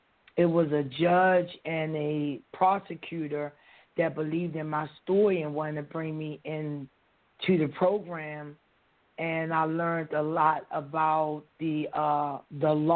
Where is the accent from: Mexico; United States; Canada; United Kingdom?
United States; Baltimore, Maryland; moved away as an adult; now in Los Angeles, United States; I was born and raised in Baltimore City, mm-hmm. Westport, Berry Hill projects